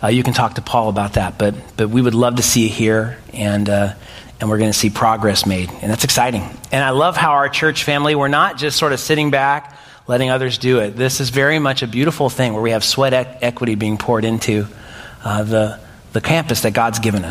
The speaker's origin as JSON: {"language": "English", "country": "United States", "said": "us as American 21st century people"}